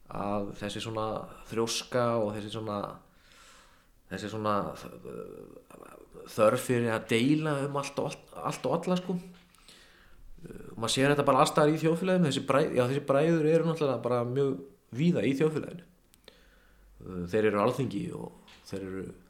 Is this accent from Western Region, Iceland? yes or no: no; Kópavogur, Capital Region, Iceland; ég kem í MH úr Kópaunum